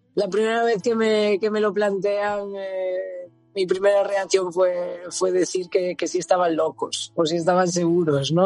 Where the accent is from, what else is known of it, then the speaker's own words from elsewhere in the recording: Santiago de Compostela, Galicia, Spain; moved away as an adult; also born or lived in Zaragoza / Barcelona; now in Italy; en mi ciudad natal, en, Santiago